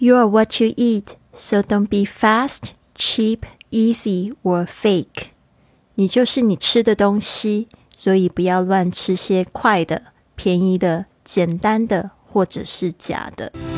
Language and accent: Chinese; Taiwan; 我们身为台湾人